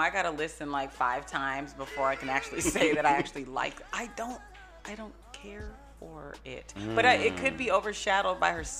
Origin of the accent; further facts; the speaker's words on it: Seattle, Washington, United States; 37 years old, born and raised in Seattle.